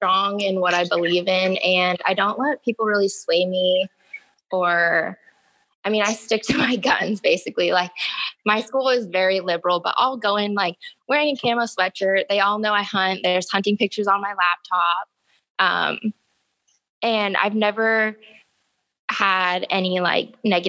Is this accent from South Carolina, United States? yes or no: no; Forest Grove, Oregon, United States; now in Salem, United States; growing up in Forest Grove